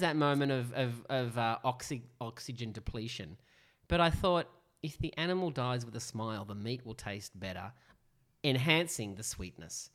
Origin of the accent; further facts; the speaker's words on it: Sydney, New South Wales, Australia; we are from Northern Sydney